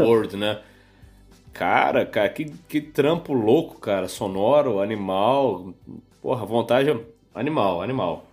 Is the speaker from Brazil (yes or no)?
yes; Rio de Janeiro, Brazil; eu sou carioca, crescido aí no, no subúrbio de Janeiro